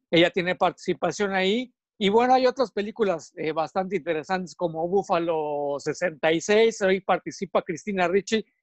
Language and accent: Spanish; Mexico City, Mexico; pasé ahí toda mi niñez y mi adolescencia en Cuapa.